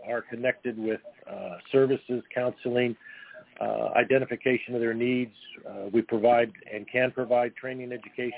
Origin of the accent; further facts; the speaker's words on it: Los Angeles, California, United States; I was born and raised in Venice, California